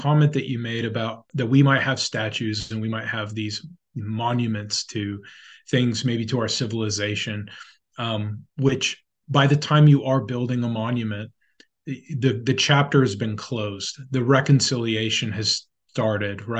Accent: United States; as an American

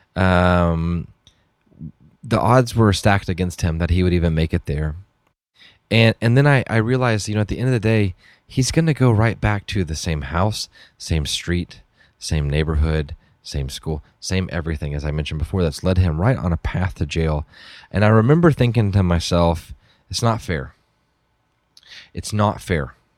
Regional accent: Dallas, Texas, United States; I grew up, um, I grew up in around Dallas

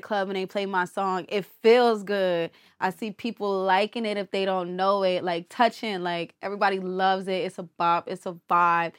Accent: New Jersey, United States; I'm from Jersey.

